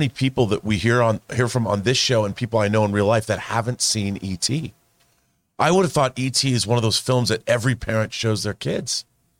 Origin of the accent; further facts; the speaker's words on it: Seattle, Washington, United States; In Tacoma, by the way, I'm from Seattle, so Tacoma's where my aunt and uncle lived.